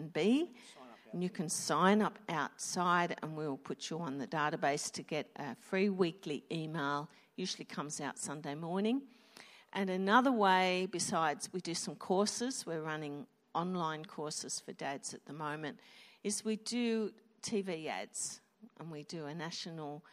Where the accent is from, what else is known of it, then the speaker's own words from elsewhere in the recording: Wollongong, New South Wales, Australia; We are from Wollongong